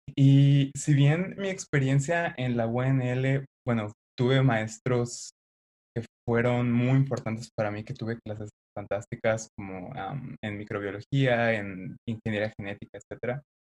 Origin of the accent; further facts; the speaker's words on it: Xalapa, Veracruz, Mexico; moved away; Soy originario de Jalapa, Veracruz